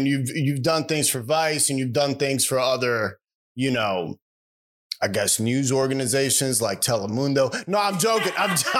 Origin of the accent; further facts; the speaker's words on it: New York City, New York, United States; I grew up in the Bronx.